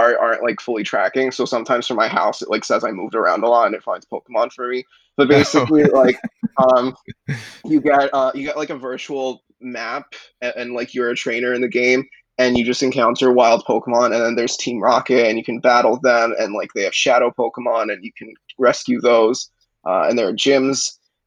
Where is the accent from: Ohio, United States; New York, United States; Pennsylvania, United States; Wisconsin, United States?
New York, United States; New York City; I've lived in New York my entire life, but I'm from New York City